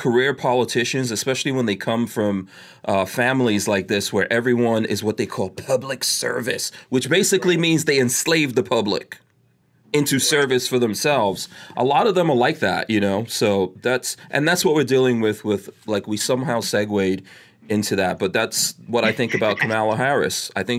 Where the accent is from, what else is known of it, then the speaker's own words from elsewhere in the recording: Guyana; born there; I was born in Guyana, which is considered Caribbean South America, but, you know, everyone considers it the Caribbean